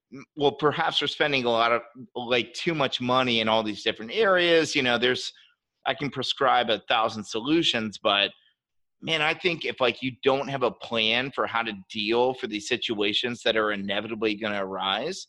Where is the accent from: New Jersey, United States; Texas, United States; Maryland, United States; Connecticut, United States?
Maryland, United States; as I grew up, technically, I'm from Maryland, which is right outside of DC. We're below the Mason-Dixon line, so we're Southern.